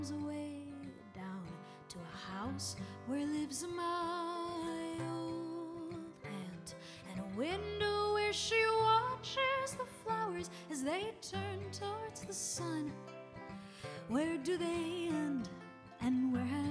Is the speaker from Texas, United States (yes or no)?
yes; Houston, Texas, United States; moved away as an adult; now in Palermo, Italy; We are originally from Houston, Texas, but for the past year we've been based in Palermo, Sicily